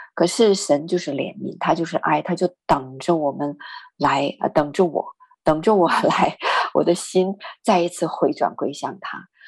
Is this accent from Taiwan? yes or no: no; northern China, China; 我是北方人